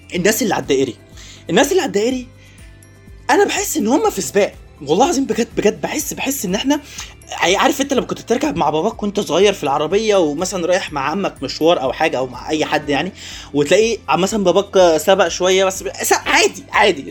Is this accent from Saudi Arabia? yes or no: no; Egypt; also born or lived in Kuwait; إحنا كمصريين